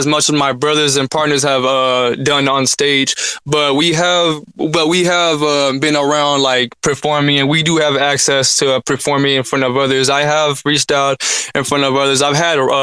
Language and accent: English; Hemet, California, United States; I'm from Hemet, California